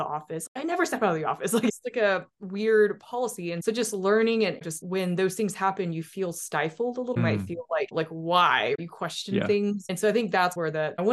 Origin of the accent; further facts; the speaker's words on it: Salt Lake City, Utah, United States; moved away as an adult; also born or lived in Boston; I grew up in Utah